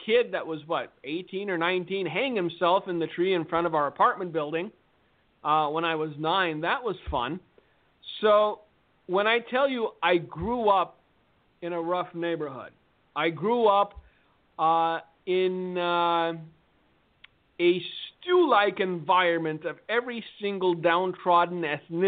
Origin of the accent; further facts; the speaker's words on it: Fullerton, California, United States; I grew up in a very sketchy part of Fullerton, California.